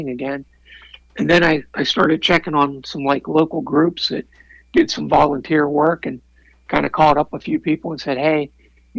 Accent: Pennsylvania, United States; growing up in Pennsylvania

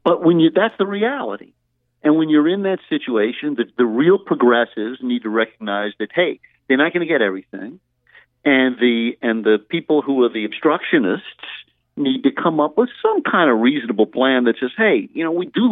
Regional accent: Louisiana, United States; I come from Louisiana

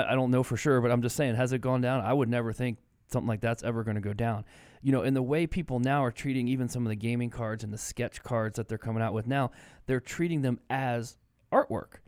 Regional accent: Maryland, United States; moved away; I grew up in Maryland, and we lived, you know, twenty, twenty-five minutes from the White House.

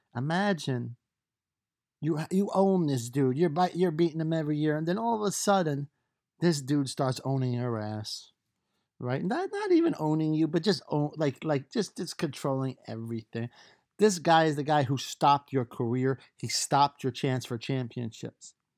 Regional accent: New York, United States; I'm from New York

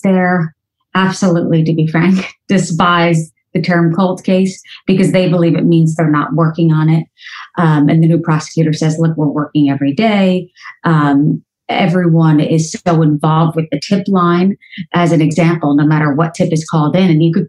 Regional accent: New Jersey, United States; I grew up in New Jersey, and you know what you know. So I thought I grew up in a small town because I knew my neighbors.

